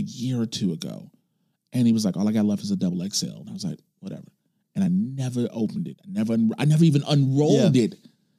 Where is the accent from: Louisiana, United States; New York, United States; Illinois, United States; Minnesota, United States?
Illinois, United States; Chicago; growing up on the South Side, I'm an 80s baby. When I grew up, the 80s and 90s were more violent in Chicago than they are now.